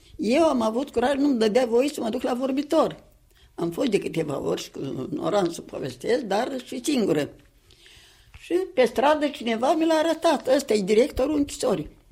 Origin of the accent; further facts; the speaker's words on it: Sîngerei, Sîngerei District, Moldova; la noi acasă, în Sângerei de acum